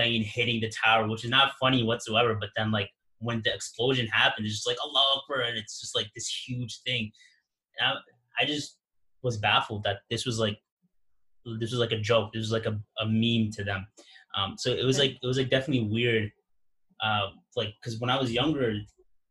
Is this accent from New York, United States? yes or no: yes; New York, United States; growing up in New York